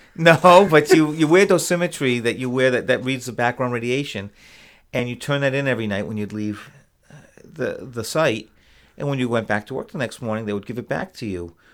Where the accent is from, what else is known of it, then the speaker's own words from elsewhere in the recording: Rhode Island, United States; moved away as an adult; also born or lived in Connecticut / Boston; now in Plattsburgh, United States; when I was very young, an infant, my parents moved to Rhode Island, and I grew up